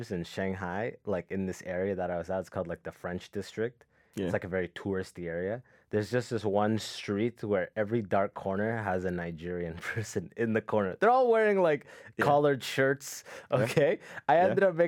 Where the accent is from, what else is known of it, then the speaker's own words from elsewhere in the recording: Sudan; Because like I go back, like I'm from Sudan